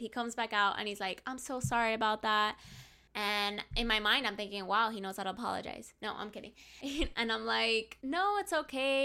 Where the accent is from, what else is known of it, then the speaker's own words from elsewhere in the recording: Hialeah, Florida, United States; I'm from Hialeah